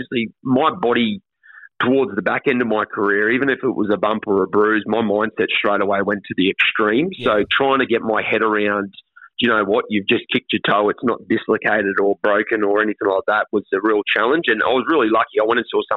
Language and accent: English; Sunshine Coast, Queensland, Australia; also born or lived in Ipswich, Queensland; grew up as a Sunny Coast junior when I moved up here when I was 12 from Ipswich